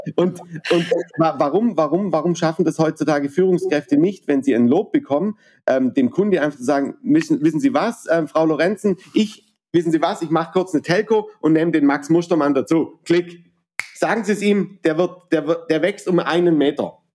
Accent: Baden-Württemberg, Germany; vor allem bin ich Badener

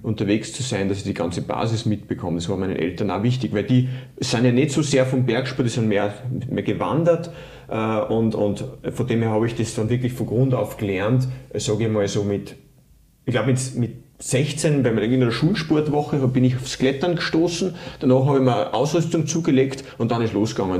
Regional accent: Linz, Upper Austria, Austria; moved away as an adult; also born or lived in Tyrol; Ich komme ursprünglich aus dem, aus dem Flachland, aus, aus Oberösterreich, aus Linz

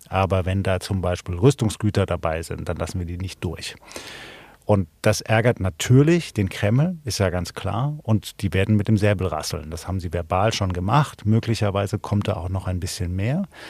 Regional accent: Baden-Württemberg, Germany; Ich bin aufgewachsen in Baden-Württemberg

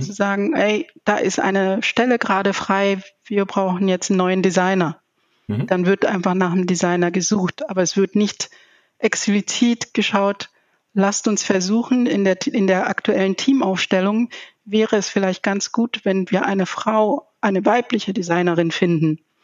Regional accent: Zambia; now in Germany; ich komme aus Sambia

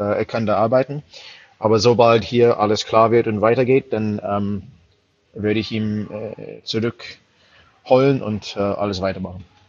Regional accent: United States; German is a second language; moved away as an adult; also born or lived in London; now in Germany; als Amerikaner

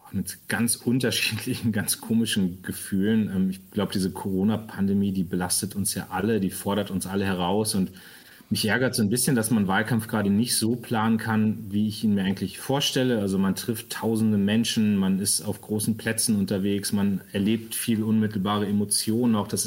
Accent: Northern Germany, Germany; Und sage ich mal, auch als Norddeutscher äh, liegt mir dann seine Art auch sehr.

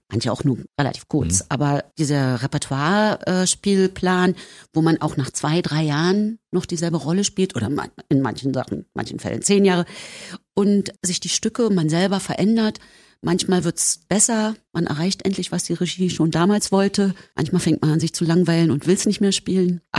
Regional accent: East Germany, Germany; Ich sagte, na so und so, wir kommen aus dem Osten.

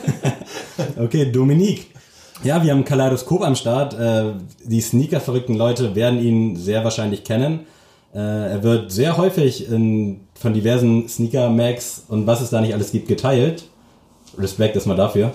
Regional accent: Lockwisch, Mecklenburg-Vorpommern, Germany; now in Lübeck, Germany; ich komm tatsächlich aus Mecklenburg

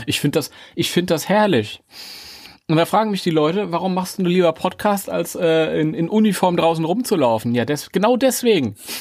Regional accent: Germany; als Deutscher

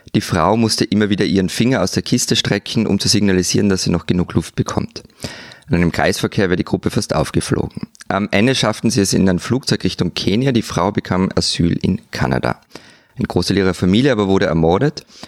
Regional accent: Austria

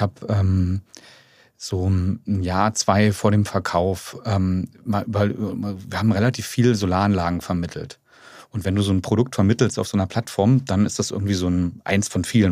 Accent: Strausberg, Brandenburg, Germany; moved away; ich bin ja genau gebürtiger Ossi und auch äh, Kind von ähm, ähm, Leuten, die jetzt gar nicht selber studiert haben, ja, meine Eltern, sondern eher sehr, bin sehr, sehr bodenständig aufgewachsen in Strausberg

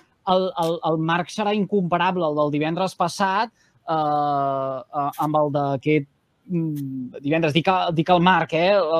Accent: Salomó, Catalonia, Spain; al meu poble, Salamó

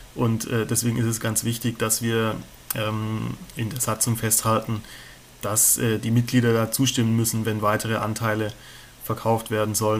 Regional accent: near Stuttgart, Baden-Württemberg, Germany; moved away as an adult; now in Mainz, Germany; ich komme aber ursprünglich aus der Nähe von Stuttgart. Ich glaub, das hört man manchmal auch ein bisschen

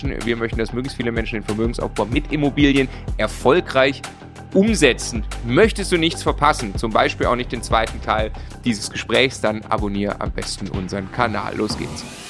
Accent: Baden-Württemberg, Germany; als Schwabe

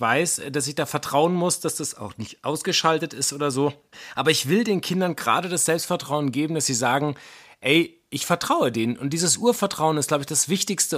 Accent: Wuppertal, North Rhine-Westphalia, Germany; ich bin tagelang als kleiner Junge im Wald rumgelaufen, auch in Wuppertal

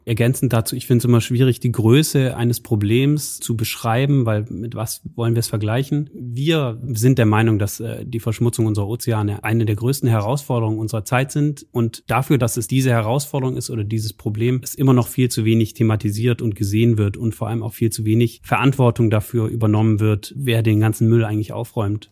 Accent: Munich, Bavaria, Germany; now in Aachen, Germany; Ich bin aus München

